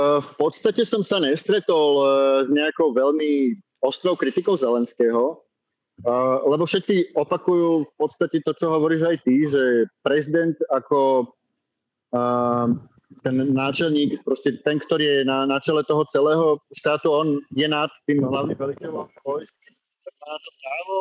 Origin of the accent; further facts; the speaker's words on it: Slovakia; u nás v Československu